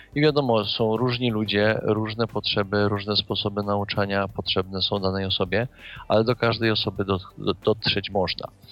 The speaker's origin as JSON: {"language": "Polish", "town": "Kraków", "region": "Lesser Poland", "country": "Poland", "tie": "born or raised there", "said": "Ja sam też jestem z Krakowa, jestem krakusem, można powiedzieć, od urodzenia."}